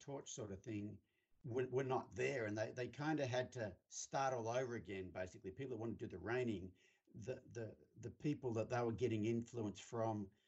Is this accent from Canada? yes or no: no; Australia; I grew up, I'm from Australia, in case you can't tell. I grew up on a 1200 acre farm